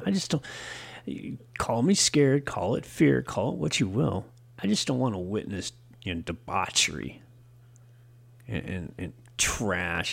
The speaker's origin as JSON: {"language": "English", "country": "United States", "said": "I'm from America"}